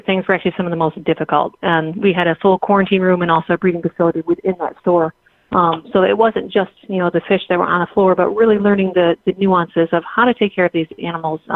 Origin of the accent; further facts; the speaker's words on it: Lansing, Michigan, United States; moved away; Proust Pets is a store that I grew up with in Lansing, Michigan